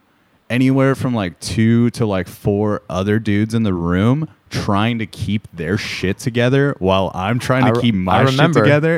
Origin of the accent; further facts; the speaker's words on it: Corona, California, United States; now in Portland, United States; Riverside County, Corona, to be specific.